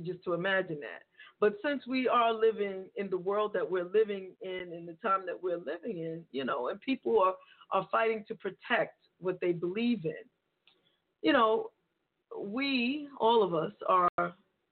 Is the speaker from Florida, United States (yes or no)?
no; New York City, New York, United States; New York is my hometown